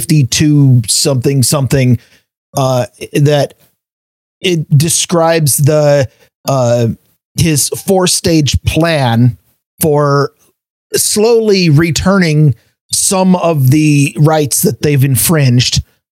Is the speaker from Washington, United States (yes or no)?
yes; Washington, United States; for the first time in 45 years, I am actually thinking about leaving my home state where I was born